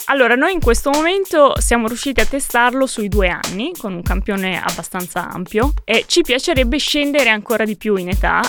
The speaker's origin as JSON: {"language": "Italian", "town": "Modena", "region": "Emilia-Romagna", "country": "Italy", "tie": "born or raised there", "moved": "yes", "lives_now": "Pisa, Italy", "said": "Sono originaria di Modena"}